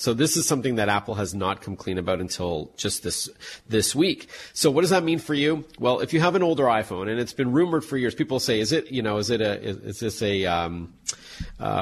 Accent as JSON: {"language": "English", "country": "Canada", "said": "I'm Canadian"}